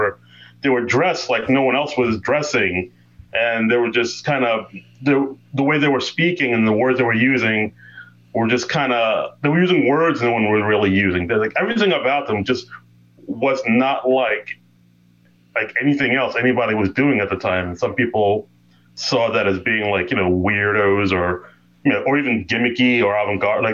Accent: New York City, New York, United States; I grew up in Queens, New York

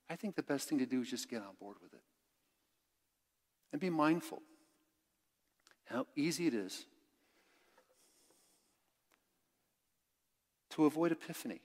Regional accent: Bay Area, Northern California, United States; now in Texas, United States; I grew up in the Bay Area in Northern California and spent a lot of years there

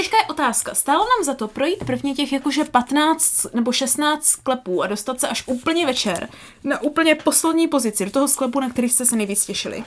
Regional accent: Moravia, Czechia; jako správní Moraváci

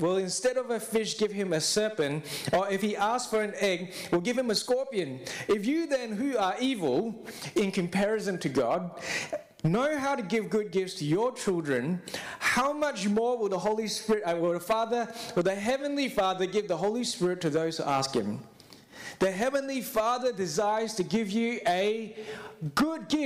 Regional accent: Singapore; now in Australia; I am from Singapore

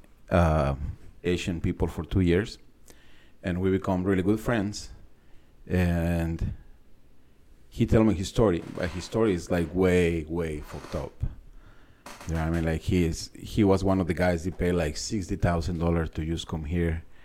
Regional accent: San Luis Potosí, Mexico; English is a second language; moved away as an adult; now in United States; I was born in San Luis Potosí, Mexico

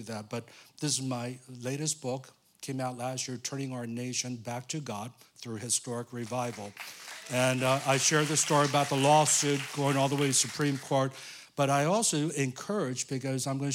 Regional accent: United States; I came here when I was 5 years old. I'm not born here

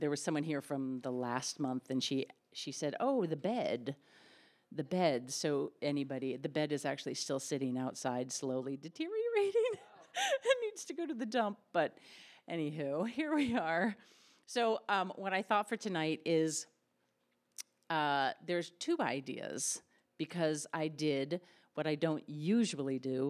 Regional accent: Connecticut, United States; I was from Connecticut

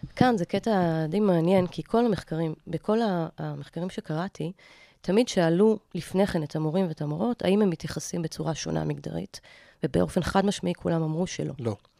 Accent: Ra'anana, Central District, Israel; moved away; גדלתי ברעננה רוב חיי

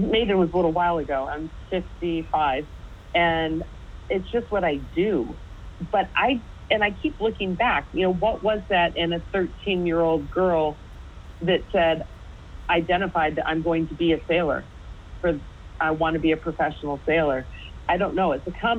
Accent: United States; being American

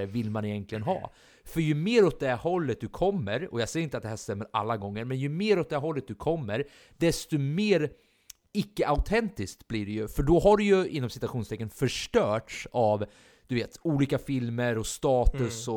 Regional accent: Sweden; vi är svenskar

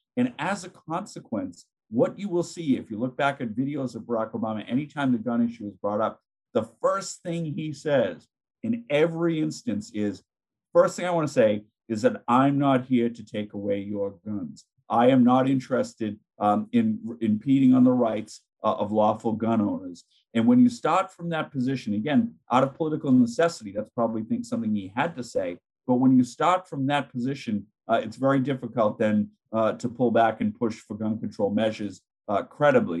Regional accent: Massachusetts, United States; moved away as an adult; now in Ireland; my home state of Massachusetts

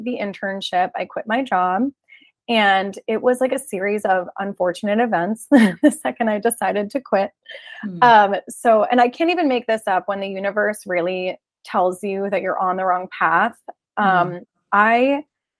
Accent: New Jersey, United States; I'm originally from New Jersey.

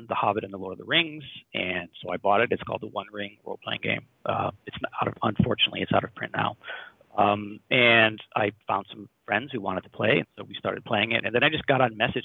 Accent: Middletown, Connecticut, United States; I grew up in Middletown, Connecticut

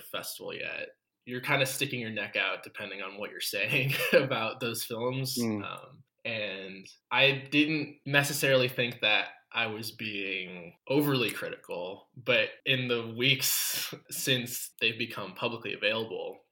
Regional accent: United States; as an American

